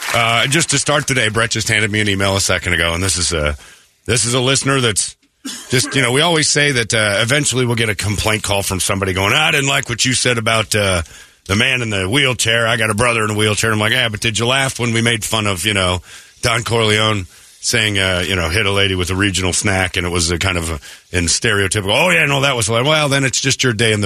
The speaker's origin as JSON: {"language": "English", "town": "Maryvale", "region": "Arizona", "country": "United States", "tie": "born or raised there", "said": "I grew up in Maryvale. I went to Maryvale High School. I'm a local artist."}